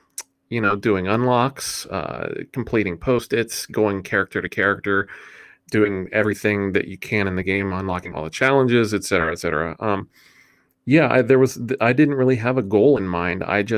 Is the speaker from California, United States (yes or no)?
no; West Virginia, United States; Okay, so I am from West Virginia. I've lived in West Virginia my whole life.